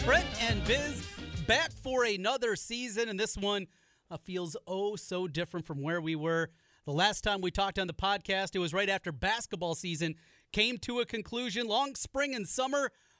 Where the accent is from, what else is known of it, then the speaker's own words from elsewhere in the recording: Iowa, United States; growing up in Iowa